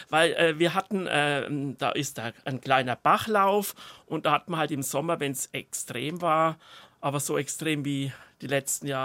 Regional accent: Bavaria, Germany; Ja, ich komme aus dem Spessart, auch ein nicht bevorzugtes ähm, äh, Garten. Land.

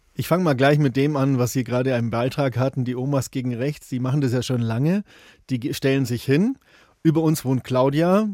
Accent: Bavaria, Germany; bei uns in Bayern

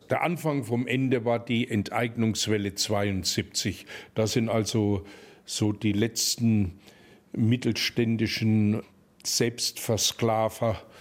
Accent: Kleintettau, Bavaria, Germany; accent: Kleintettau dialect; in unserem Kleintedauer Dialekt, jung, wenn die Grenz wieder aufgeht.

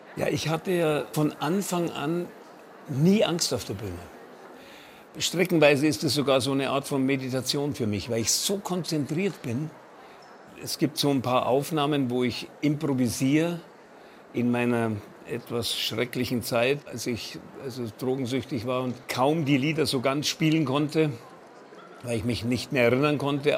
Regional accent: Munich, Bavaria, Germany; bei uns zu Hause in München am Marianenplatz in unserer Wohnung

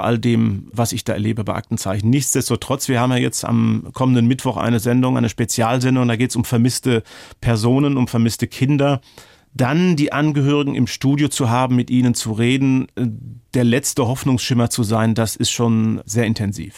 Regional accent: Ruhr area, North Rhine-Westphalia, Germany; Ich komme aus dem Ruhrgebiet.

